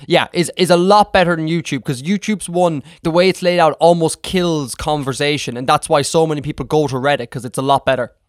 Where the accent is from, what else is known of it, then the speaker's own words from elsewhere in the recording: Ireland; I'm from Ireland here